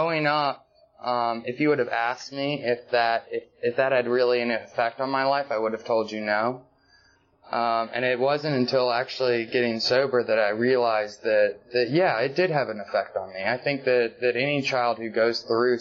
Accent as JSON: {"language": "English", "town": "Marietta", "region": "Georgia", "country": "United States", "tie": "born or raised there", "said": "I was born and raised in Atlanta, just outside of Atlanta, Marietta"}